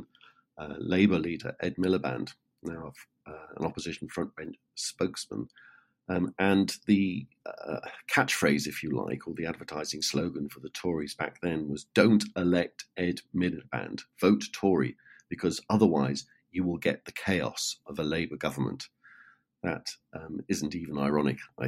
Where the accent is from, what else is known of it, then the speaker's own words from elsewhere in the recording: United Kingdom; me as a Brit